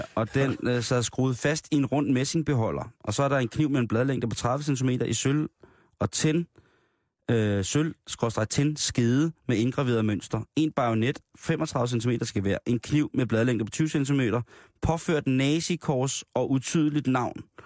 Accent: Denmark; det er ude fra Midtjylland af, hvor jeg kommer fra

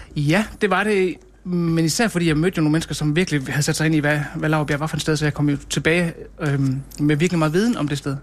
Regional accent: Alling, Central Denmark Region, Denmark; also born or lived in Copenhagen; Jeg er faktisk vokset op øh, i Alling, som ligger lidt uden for Ry

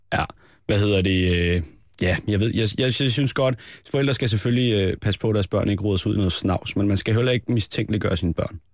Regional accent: Næstved, Zealand, Denmark; nede i Næstved, hvor jeg er fra.

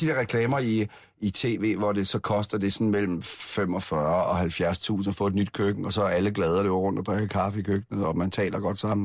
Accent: Aarhus, Central Denmark Region, Denmark; min opvækst i Aarhus

